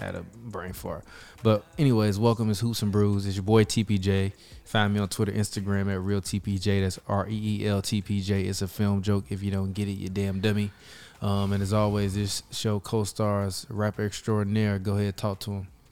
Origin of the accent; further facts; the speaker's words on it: Chicago, Illinois, United States; I'm from Chicago